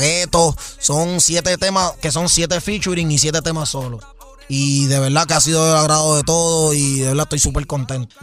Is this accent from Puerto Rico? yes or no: yes; Puerto Rico; also born or lived in United States; yo salí de Puerto Rico, salí de abajo